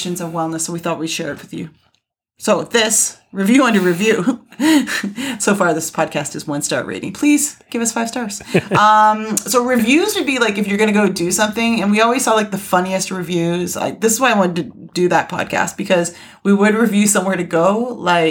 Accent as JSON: {"language": "English", "country": "Canada", "said": "I'm from Canada."}